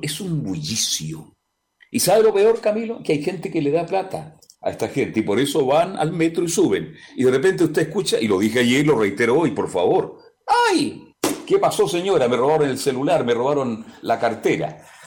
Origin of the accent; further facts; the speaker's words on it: Chile; El chileno, somos así los chilenos